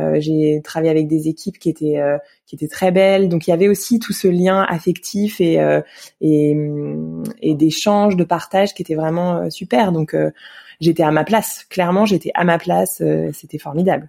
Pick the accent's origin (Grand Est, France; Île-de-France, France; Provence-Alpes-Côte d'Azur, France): Île-de-France, France; Yerres; j'ai grandi à Hier, dans l'Essonne